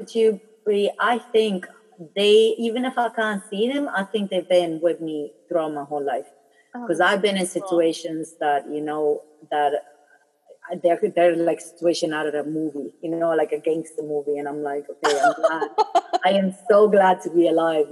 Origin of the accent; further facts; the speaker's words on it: Germany; also born or lived in Philippines; when I was born in the Philippines, as soon as I was born, we moved to Germany